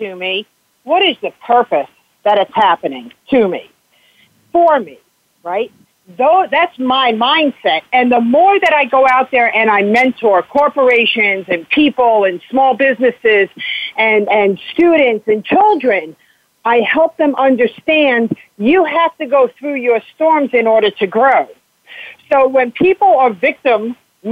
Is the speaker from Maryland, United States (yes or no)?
no; South Florida, United States; moved away as an adult; also born or lived in New York / New Hampshire; because I grew up down here. When I was 11 years old, I moved from New York to Florida. And for 33 years, I resided here